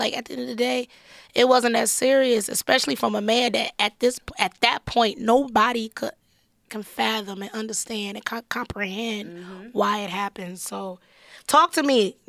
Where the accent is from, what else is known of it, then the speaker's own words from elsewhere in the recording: Detroit, Michigan, United States; Listen, I'm from Detroit.